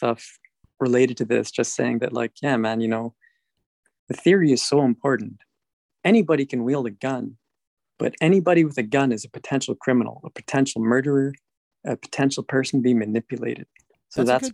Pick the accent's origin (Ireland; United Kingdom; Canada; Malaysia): Canada; born or raised there